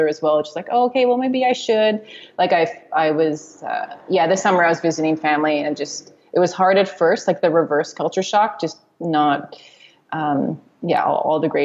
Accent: Montreal, Quebec, Canada; moved away as an adult; growing up in Montreal

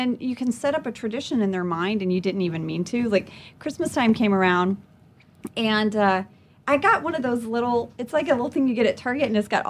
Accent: Lafayette, Louisiana, United States; born there; moved away; also born or lived in Jakarta; I was born in Lafayette, Louisiana.

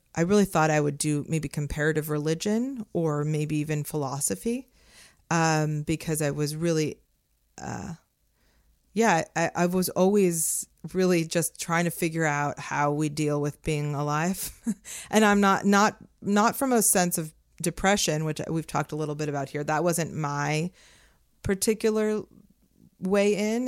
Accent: Los Angeles, California, United States; moved away as an adult; I grew up in Las Feliz in L

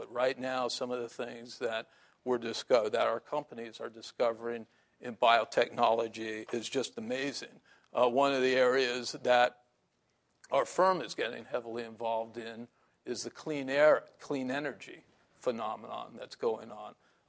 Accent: San Francisco, California, United States; I still read the Chronicle because I'm from San Francisco.

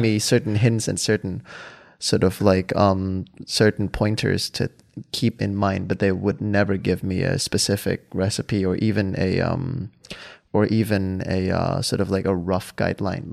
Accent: Hua Hin, Prachuap Khiri Khan, Thailand; English is a second language; moved away as an adult; now in Amsterdam, Netherlands; I grew up in Hua Hin

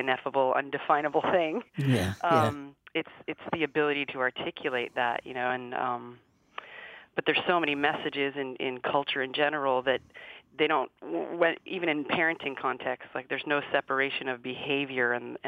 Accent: Canada; from a Canadian culture

